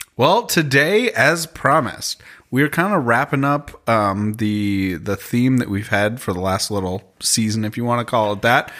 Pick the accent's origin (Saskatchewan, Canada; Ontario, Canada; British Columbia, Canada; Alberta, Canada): Ontario, Canada; Toronto; I'm from Toronto, Canada